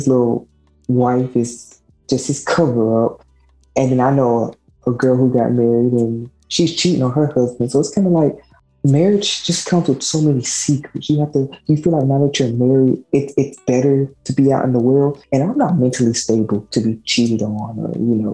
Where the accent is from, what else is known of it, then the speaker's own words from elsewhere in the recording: the South, United States; we're from the South